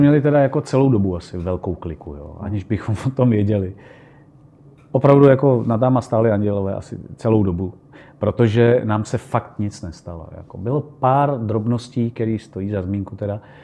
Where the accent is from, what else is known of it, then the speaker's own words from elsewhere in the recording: Czechia; my jsme z Čech